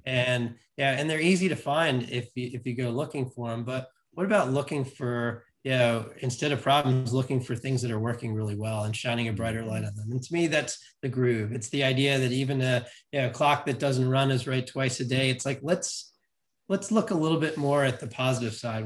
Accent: New York City, New York, United States; I grew up in New York City

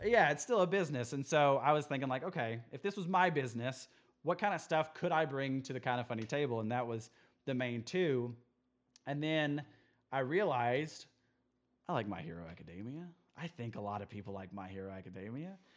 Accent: Midland, Texas, United States; also born or lived in Amarillo, Texas; I grew up in Midland, Texas for a long

